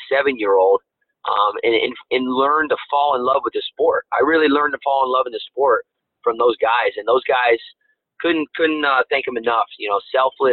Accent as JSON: {"language": "English", "town": "Lapeer", "region": "Michigan", "country": "United States", "tie": "born or raised there", "also_born_or_lived": "Davison, Michigan", "said": "We grew up right outside of Detroit in a town called Lapeer, Michigan."}